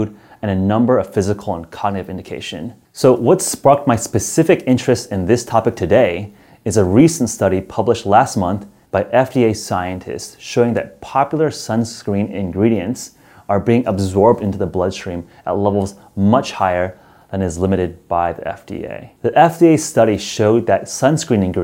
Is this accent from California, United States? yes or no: yes; San Francisco, California, United States; my hometown of San Francisco